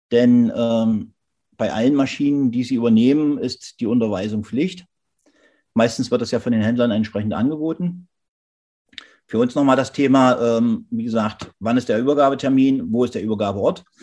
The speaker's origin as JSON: {"language": "German", "region": "Saxony-Anhalt", "country": "Germany", "said": "Wir haben hier in Sachsen-Anhalt, wo ich herkomme, letztendlich äh, den Fall gehabt"}